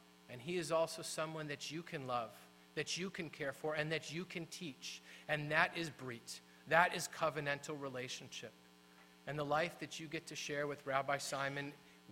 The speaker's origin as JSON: {"language": "English", "region": "Midwest", "country": "United States", "said": "I was from the Midwest"}